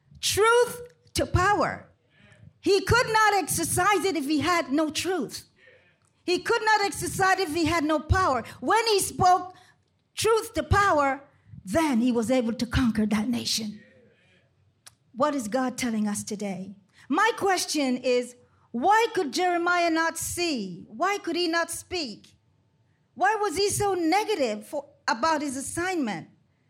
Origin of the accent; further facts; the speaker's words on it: Panama Canal Zone, Panama; Growing up in Panama Canal Zone, coming from a large family, it was four boys and four girls.